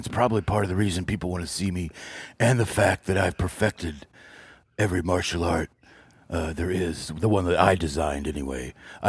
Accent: Detroit, Michigan, United States; born there; I was born in Detroit

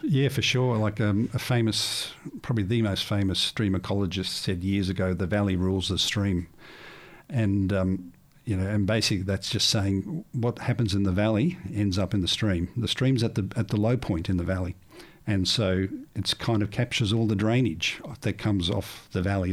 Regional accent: Melbourne, Victoria, Australia; I come from Melbourne

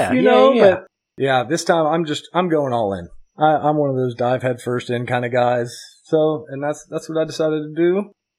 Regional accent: Philippines; And me being a Filipino freight train over here

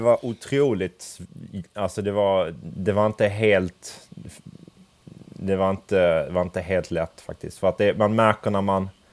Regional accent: Crete, Greece; moved away; Jag kommer ju från Kreta

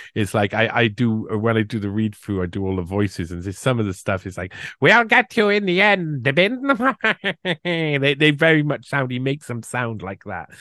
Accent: United Kingdom; I'm British

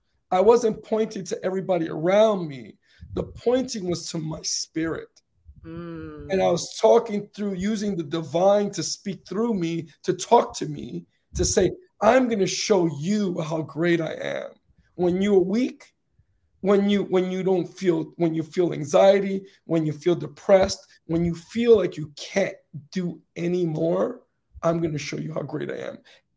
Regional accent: Northeast, United States; and I grew up in the Northeast. So in the Northeast, right, and during the heavy winters, right, you would travel along the path, you know, when the streets was full with snow

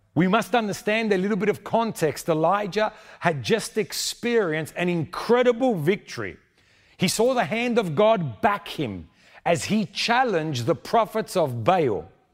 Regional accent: Sydney, New South Wales, Australia; moved away as an adult; now in Argentina; I was born in Sydney, but my family is from Argentina.

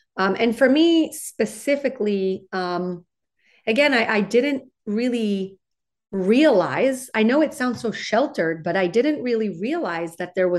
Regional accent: West Coast, United States; So I grew up in on the West Coast. I went to undergraduate at UCLA.

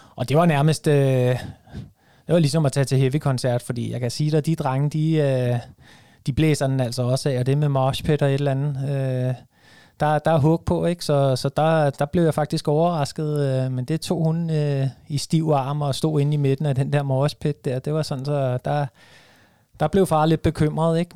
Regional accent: Vestegnen, Capital Region of Denmark, Denmark; jeg er jo fra Vestegnen, så, så jeg er jo selvfølgelig Brøndby-fan

